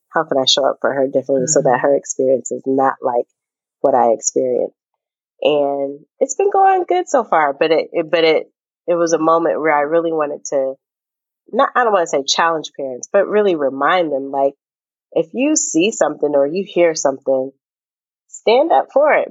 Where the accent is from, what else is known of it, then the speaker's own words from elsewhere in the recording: Bellevue, Washington, United States; moved away; growing up in Seattle, um, literally in Bellevue, uh, which is the even more white suburb of the city